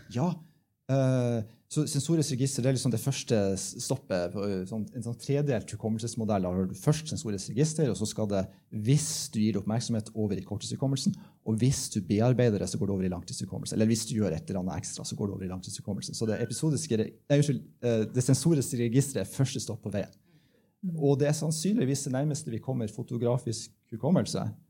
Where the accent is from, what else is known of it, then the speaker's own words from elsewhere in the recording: Bodø, Nordland, Norway; Jeg kommer fra Bodø